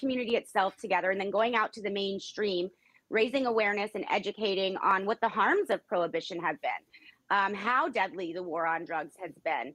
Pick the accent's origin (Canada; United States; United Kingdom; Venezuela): United States; Florida; Florida being my home state